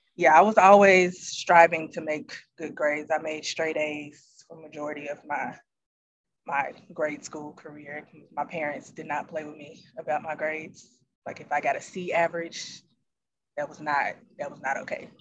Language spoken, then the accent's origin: English; Memphis, Tennessee, United States; I'm from Memphis